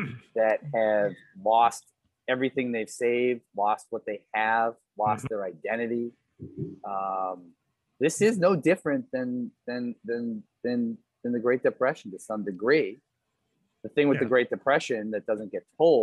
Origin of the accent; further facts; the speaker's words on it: United States; as an American